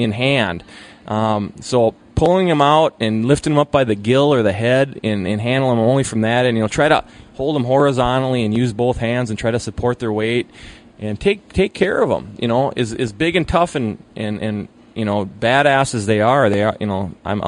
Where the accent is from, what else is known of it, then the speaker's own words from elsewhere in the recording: Hayward, Wisconsin, United States; Where I'm coming from, Muskie, we're the home of, you know, home of world record Muskie. So on the water tower in Hayward